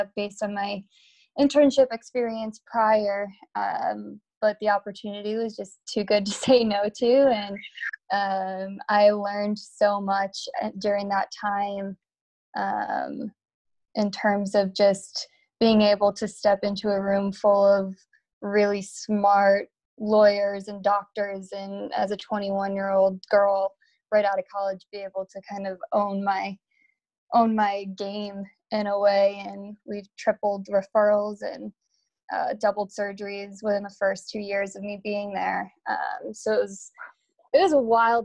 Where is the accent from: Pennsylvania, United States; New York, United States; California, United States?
New York, United States; Buffalo; moved away as an adult; also born or lived in Atlanta, Georgia; I'm born and raised in Buffalo, New York